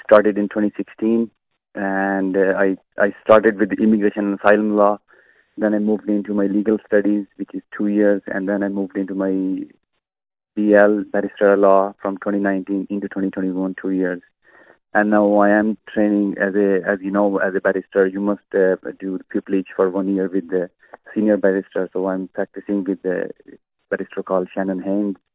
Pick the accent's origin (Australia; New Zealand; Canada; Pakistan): Pakistan; now in Ireland; dealing with Irish people, being a Pakistani person